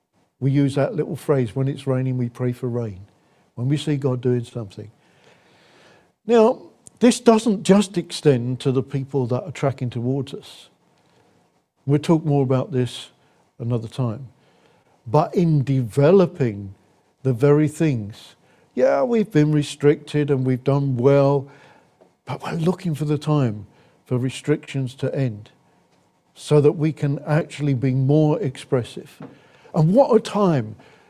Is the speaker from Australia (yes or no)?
no; England, United Kingdom; we're English, culturally, we take our pleasures seriously